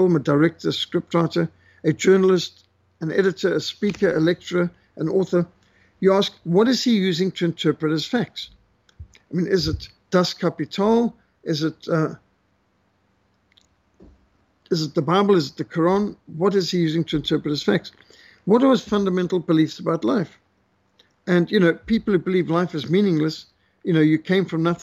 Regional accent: Zimbabwe; I grew up in Rhodesia, the last colony, they call it

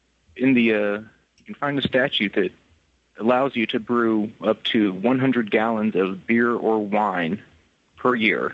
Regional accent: Tennessee, United States; now in Scotland; I'm originally from Tennessee, but currently I'm over in Scotland.

